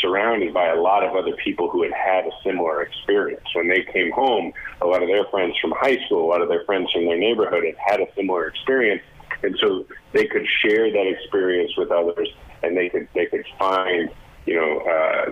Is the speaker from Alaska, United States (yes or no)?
no; Kansas City, Missouri, United States; Kansas City, Missouri, my hometown.